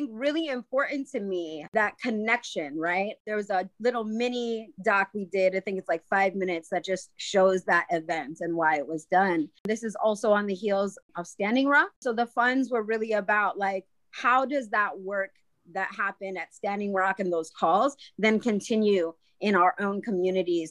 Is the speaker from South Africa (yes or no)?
no; Waukesha, Wisconsin, United States; as somebody who identifies as an Indigenous woman growing up in Waukesha, Wisconsin